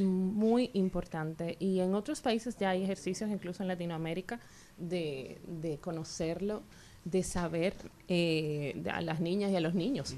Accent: Santiago de los Caballeros, Santiago, Dominican Republic; moved away as an adult; now in Santo Domingo, Dominican Republic; yo soy de la parte santiaguera, pepinera, cerquita el monumento, pero me mudé aquí en Santo Domingo ya hace muchos años, tengo más de 20 años aquí

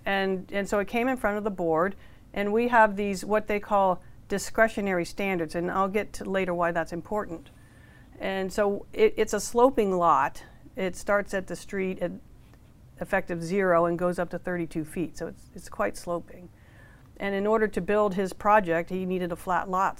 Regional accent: Menlo Park, California, United States; I'm from Menlo Park

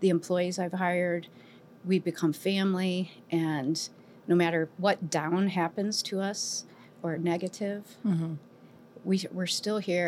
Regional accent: Cleveland, Ohio, United States; moved away as an adult; now in Monticello, United States; Born and raised in Cleveland

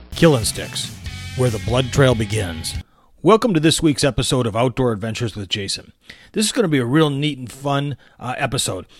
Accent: Michigan, United States; growing up in Michigan, uh, growing up on Lake Huron

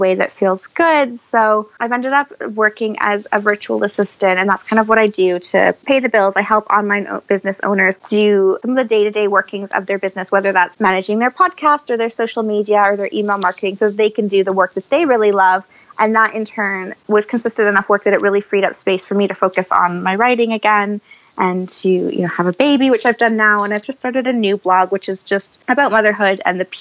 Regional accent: Canada; moved away as an adult; now in United Kingdom; I'm Canadian by birth

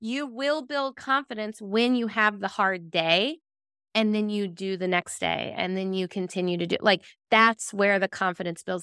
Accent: Virginia Beach, Virginia, United States; a neighborhood that my husband and I grew up in Virginia Beach, Virginia

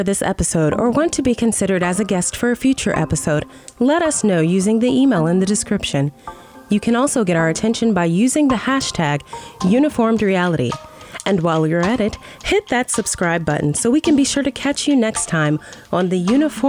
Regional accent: Nebraska, United States; also born or lived in Spain; I am from Nebraska. The first several years of my life were in Spain. Okay. I am a military brat.

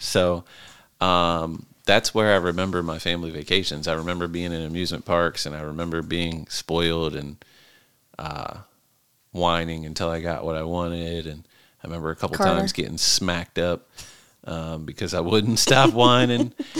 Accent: Elkton, United States; And I'm from Elkton my whole life.

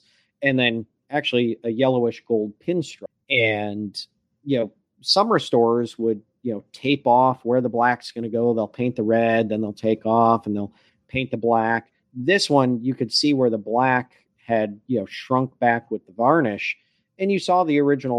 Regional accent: Michigan, United States; I grew up in Michigan

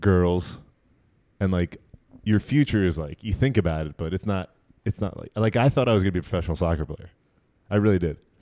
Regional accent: New Jersey, United States; also born or lived in Brooklyn, New York

